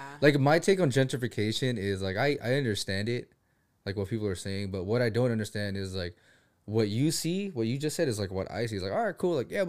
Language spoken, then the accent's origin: English; Philippines; Yeah, I'm Filipino.